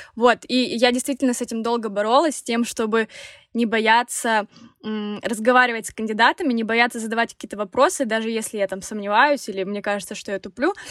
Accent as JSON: {"language": "Russian", "town": "Krasnodar", "region": "Krasnodar Krai", "country": "Russia", "said": "мы оба из Краснодара, земляки"}